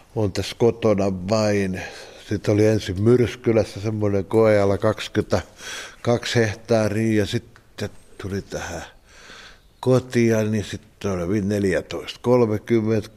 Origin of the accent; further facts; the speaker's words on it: Askola, Uusimaa, Finland; mä olen ihan paljasjalkainen Isä on tuosta naapurista kotoisin ja mun äitini on Juornaan kylästä